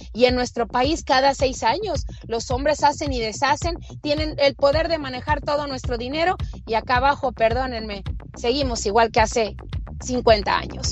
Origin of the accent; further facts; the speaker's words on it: Mexico; en mi país en México